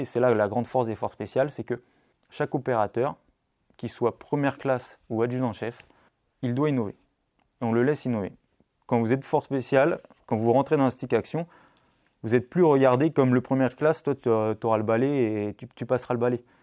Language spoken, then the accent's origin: French; Brittany, France; also born or lived in La Rochelle; je suis breton